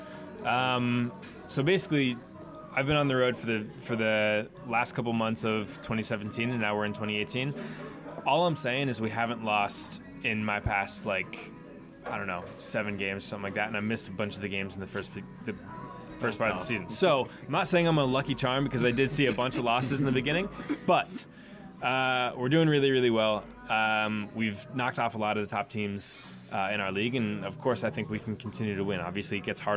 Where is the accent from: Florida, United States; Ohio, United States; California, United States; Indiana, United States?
Ohio, United States; Columbus; accent: American; moved away as an adult; also born or lived in New York; now in London, United Kingdom; I'm from Columbus, so I love Columbus, Ohio